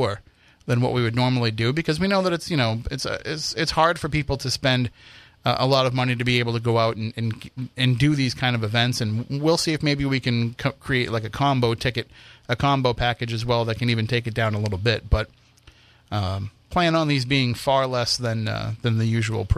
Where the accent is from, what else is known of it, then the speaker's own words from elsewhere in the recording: Wareham, Massachusetts, United States; my hometown haunts